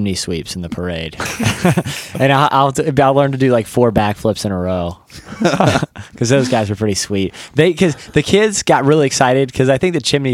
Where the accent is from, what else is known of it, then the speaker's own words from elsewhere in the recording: Virginia coast, United States; I grew up on the Virginia coast